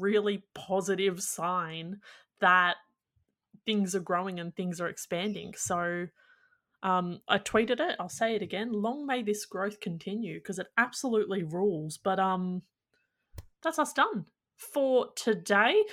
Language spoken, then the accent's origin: English; Australia; as an Australian